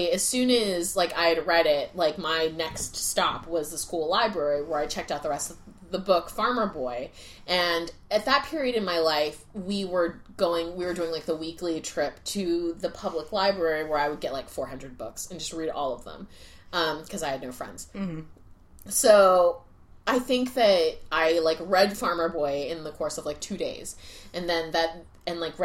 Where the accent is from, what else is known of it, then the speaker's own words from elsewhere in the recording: Wake County, North Carolina, United States; I grew up in the South. Wake County is in North Carolina